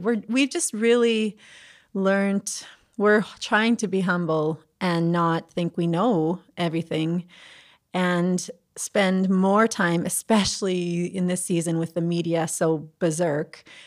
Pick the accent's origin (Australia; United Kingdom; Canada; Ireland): Canada; the Prairies; I am a prairie girl at heart